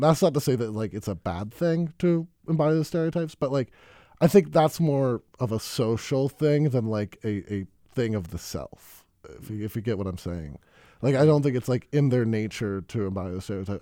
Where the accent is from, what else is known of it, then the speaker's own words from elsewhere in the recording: Madison, Wisconsin, United States; also born or lived in Baltimore; I moved to Madison when I was six, or my, you know, my parents did. Uh, so I basically grew up in Madison